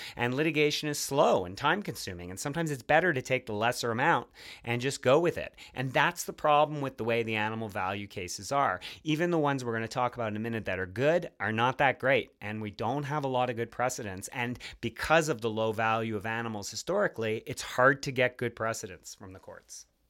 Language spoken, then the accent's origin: English; Montreal, Quebec, Canada; the City of Montreal, my hometown